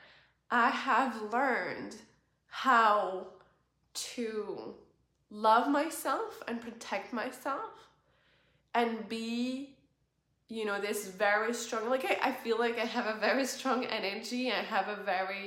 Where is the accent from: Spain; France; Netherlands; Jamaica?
France; moved away as an adult; France, where I was born